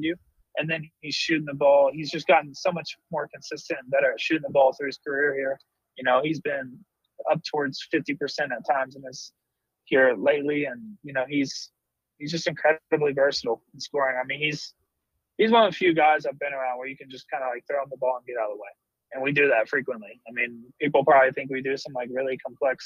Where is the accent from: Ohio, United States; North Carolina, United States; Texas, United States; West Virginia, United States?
West Virginia, United States; When I grew up in West Virginia, we always said